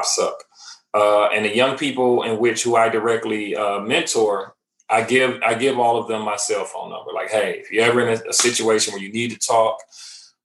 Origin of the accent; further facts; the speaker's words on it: Cleveland, Ohio, United States; also born or lived in Nashville area, Tennessee; now in Nashville, United States; I'm originally from Cleveland, Ohio. I currently reside in Middle Tennessee, which is the Nashville area